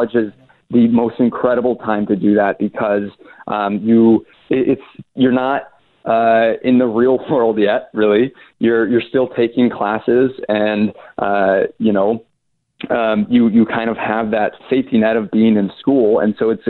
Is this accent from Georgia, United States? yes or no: yes; Atlanta, Georgia, United States; moved away as an adult; also born or lived in Chapel Hill, North Carolina; I'm from Atlanta